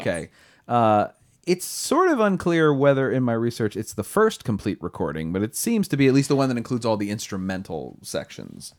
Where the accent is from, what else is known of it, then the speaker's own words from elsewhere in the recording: Delaware, United States; I'm from Delaware, too